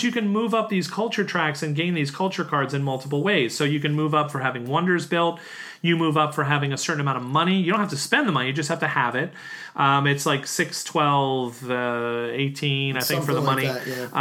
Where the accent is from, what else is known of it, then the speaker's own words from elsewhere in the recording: United States; an American city where, like the one I grew up